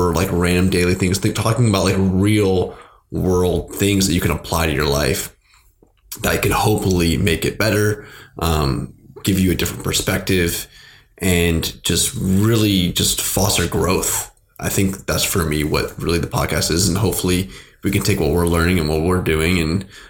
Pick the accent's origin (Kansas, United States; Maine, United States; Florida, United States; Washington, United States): Washington, United States; Seattle; born and raised in Seattle